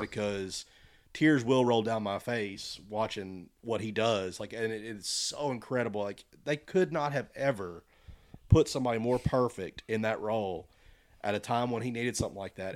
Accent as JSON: {"language": "English", "country": "United States", "said": "we're all American"}